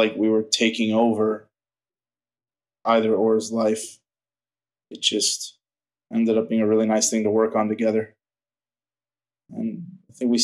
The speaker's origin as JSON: {"language": "English", "town": "Miami", "region": "Florida", "country": "United States", "tie": "born or raised there", "said": "I grew up in Miami, which is a very, very fast, aggressive city"}